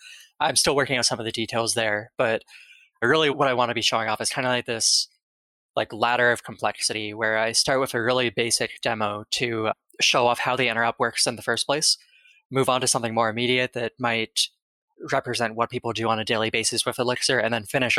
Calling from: Bay Area, California, United States; I am calling from the Bay Area, California.

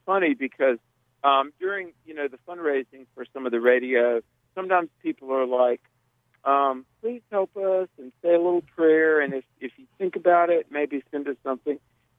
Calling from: North Carolina, United States; I am on Interstate 85 outside of Charlotte, North Carolina.

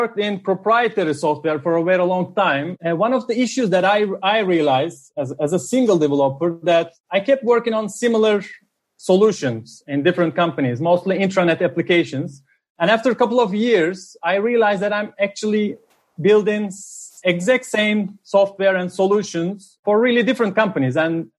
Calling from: Amsterdam, North Holland, Netherlands; I'm calling from Amsterdam.

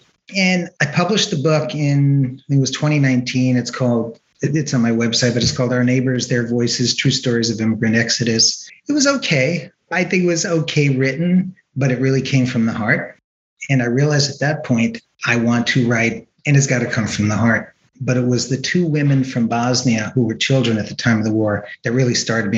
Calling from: San Carlos, California, United States; Zooming in from San Carlos, California. It's in Northern California, in the Bay Area.

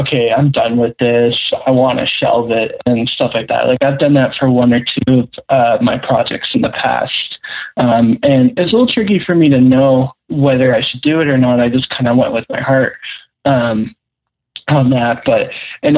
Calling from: Toronto, Ontario, Canada; calling from Toronto.

